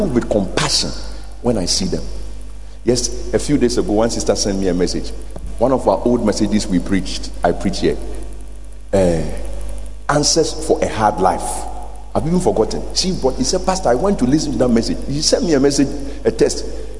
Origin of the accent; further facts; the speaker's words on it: Ghana; I'm a Ghanaian. I'm a black African.